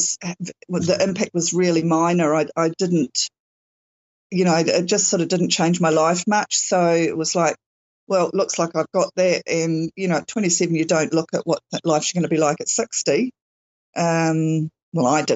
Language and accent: English; New Zealand; I'm, definitely New Zealand, and it's summer here